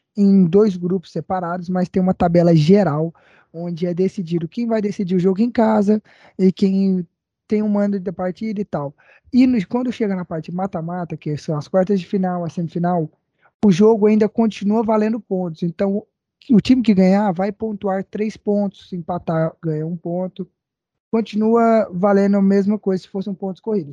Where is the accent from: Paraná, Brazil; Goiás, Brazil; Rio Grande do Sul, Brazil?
Goiás, Brazil; nós três, que somos goianos do pé rachado